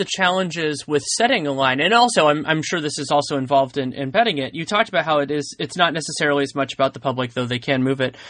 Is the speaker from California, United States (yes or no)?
yes; San Francisco, California, United States; growing up in San Francisco.